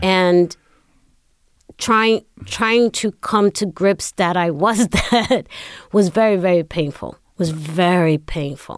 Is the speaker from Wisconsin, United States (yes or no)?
no; New York City, New York, United States; I was born in Brooklyn